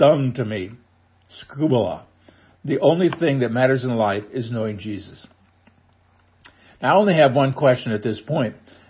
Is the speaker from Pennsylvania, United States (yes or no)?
no; Nebraska, United States; now in Missouri, United States; I was born in Nebraska, and I'm proud to be a Husker.